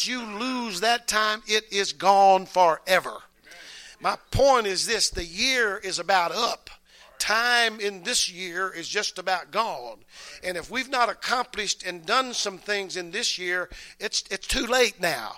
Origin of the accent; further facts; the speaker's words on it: the South, United States; we're from the South